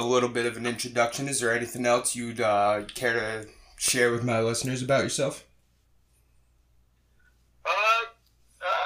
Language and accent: English; Rhode Island, United States; also born or lived in Florida; I was born in Florida, but I've really grown up in Rhode Island